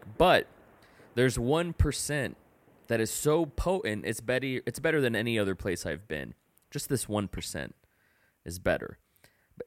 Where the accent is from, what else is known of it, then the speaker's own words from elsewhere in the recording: Donna, Texas, United States; first language English; moved away; also born or lived in Tulsa, Oklahoma / Dallas, Texas; I'm from Donna, Texas. That's where I'm from. Even though I was born in Tulsa, I moved to Dallas. I didn't move to Donna, the valley, until I was 6. But I grew up there.